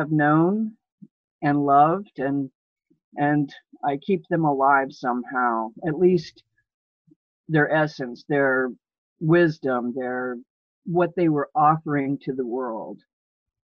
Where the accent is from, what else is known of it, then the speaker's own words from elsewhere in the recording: Gulf Coast, United States; moved away; I was born on the Gulf Coast